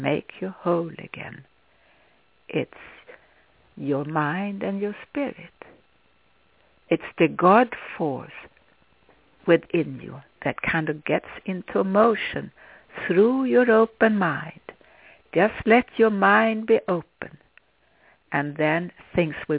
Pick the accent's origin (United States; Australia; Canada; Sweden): Sweden; English is a second language; moved away as an adult; When I was a child, I grew up in Sweden